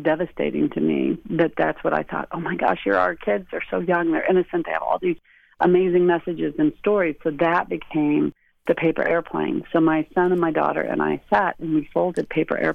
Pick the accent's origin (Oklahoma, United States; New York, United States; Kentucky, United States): Oklahoma, United States; Lawton; moved away as an adult; also born or lived in Chicago; when I grew up in Oklahoma, I lived in Lawton, which is right by Fort Sill